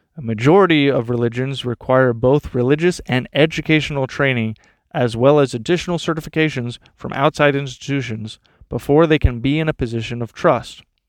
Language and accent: English; Texas, United States; I grew up in Texas